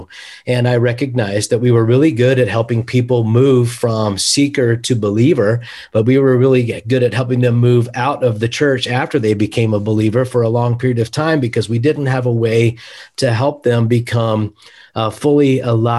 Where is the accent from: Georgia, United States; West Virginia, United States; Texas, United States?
West Virginia, United States; now in Kansas City, United States; I'm from West Virginia